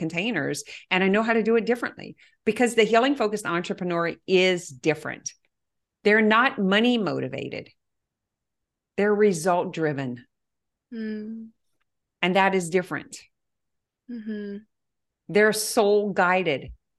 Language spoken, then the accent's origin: English; Cajun, Louisiana, United States; I am so Cajun.